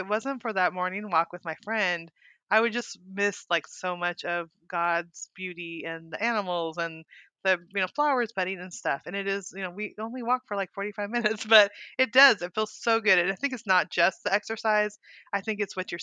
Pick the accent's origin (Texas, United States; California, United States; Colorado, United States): California, United States; moved away as an adult; also born or lived in Montana; now in Arkansas, United States; I'm from California